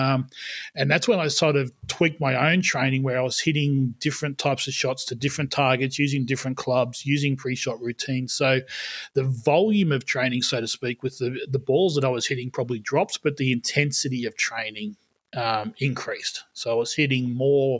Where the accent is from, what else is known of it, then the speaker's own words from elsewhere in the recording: country New South Wales, Australia; I grew up in country in New South Wales in Australia